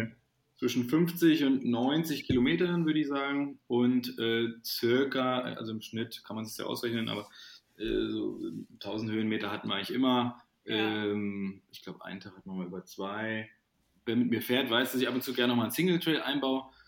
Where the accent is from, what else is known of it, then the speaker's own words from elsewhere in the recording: Thuringia, Germany; now in Cologne, Germany; die wir in Thüringen in meiner Heimat gemacht haben, im Frauenwald